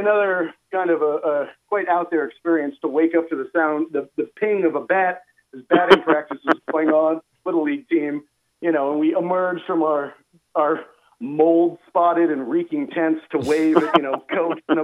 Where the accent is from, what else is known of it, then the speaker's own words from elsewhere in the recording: Miami, Florida, United States; growing up in Miami